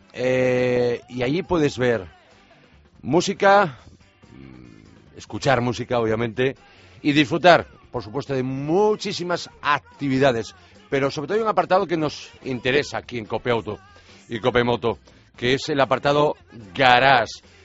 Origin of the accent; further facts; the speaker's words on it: Vigo, Galicia, Spain; Campeonato de España de rallies de asfalto en mi tierra